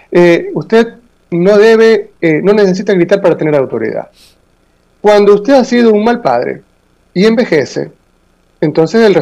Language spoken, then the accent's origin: Spanish; Ecuador; Aquí, nosotros somos una colonia norteamericana.